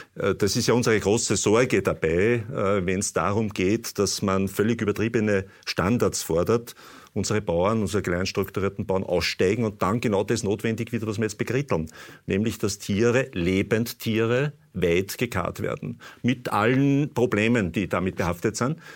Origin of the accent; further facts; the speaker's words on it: Austria; bei uns in Österreich